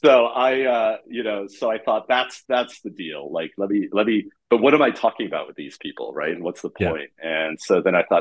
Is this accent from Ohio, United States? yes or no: no; San Francisco, California, United States; moved away as an adult; also born or lived in Germany / New York / Miami Beach, Florida / Berlin; now in Amsterdam, Netherlands; I moved to San Francisco when I was six